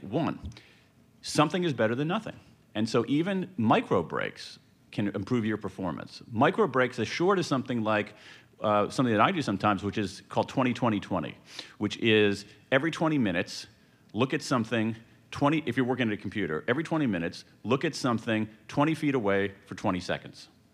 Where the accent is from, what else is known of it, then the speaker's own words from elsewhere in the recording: American Midwest, United States; I grew up in the American Midwest when the Rust Belt was rusting